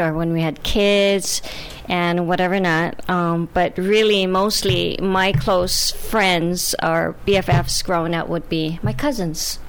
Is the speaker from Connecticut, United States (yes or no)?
no; Hawaii, United States; I'm from Hawaii